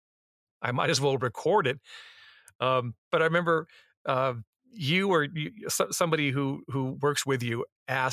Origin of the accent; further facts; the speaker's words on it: Los Angeles, California, United States; also born or lived in San Diego; I grew up in Los Angeles.